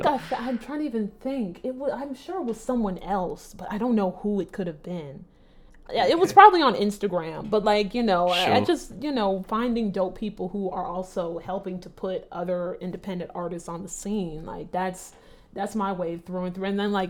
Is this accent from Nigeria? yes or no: yes; Nigeria; I think a little bit of just being a Nigerian and not trying to disappoint anyone, you want to do everything at the highest level.